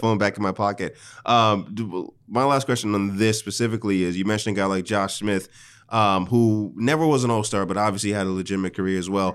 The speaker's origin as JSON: {"language": "English", "country": "Nigeria", "tie": "born or raised there", "moved": "yes", "said": "I grew up in Nigeria"}